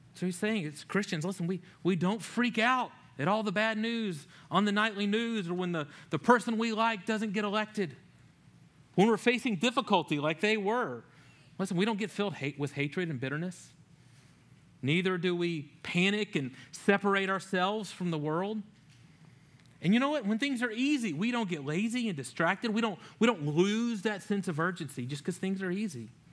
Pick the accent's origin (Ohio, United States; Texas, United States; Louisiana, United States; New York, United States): Louisiana, United States; moved away; growing up in Louisiana